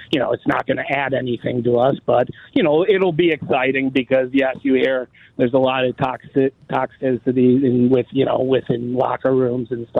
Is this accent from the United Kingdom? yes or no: no; Chicago, Illinois, United States; now in West Coast, United States; I'm out in the West Coast. But, you know, I'm a transplant from Chicago all my life.